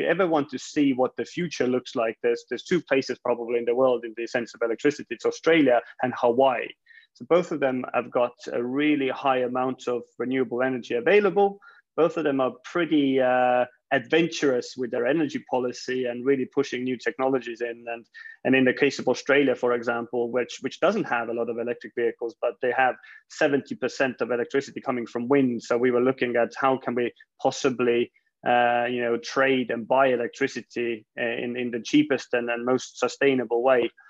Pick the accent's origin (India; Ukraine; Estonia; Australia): Estonia; we I guess originally from Estonia, but um, I guess I've spent most of my career uh, outside of Estonia and the Baltics.